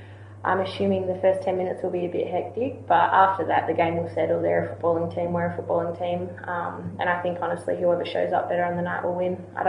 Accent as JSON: {"language": "English", "region": "Western Australia", "country": "Australia"}